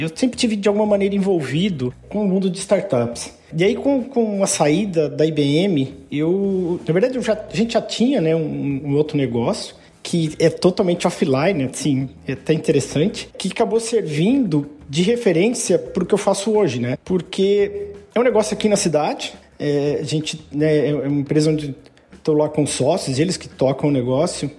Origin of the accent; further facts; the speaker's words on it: São José do Rio Preto, São Paulo, Brazil; moved away; Eu sou de São José do Rio Preto, sou do interior. É, do estado de São Paulo.